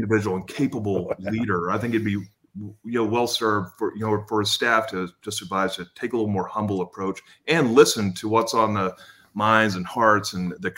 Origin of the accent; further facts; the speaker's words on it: Lubbock, Texas, United States; Lubbock, Texas, which is where I'm from